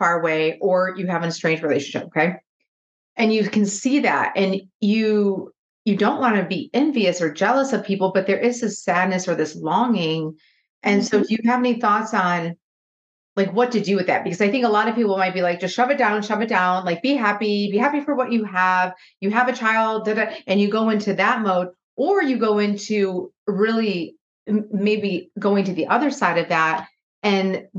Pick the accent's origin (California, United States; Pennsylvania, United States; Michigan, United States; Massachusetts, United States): Michigan, United States; moved away as an adult; also born or lived in Nashville, Tennessee; I'm from Michigan and lived in outside of Nashville, like I was mentioning, for 17 years.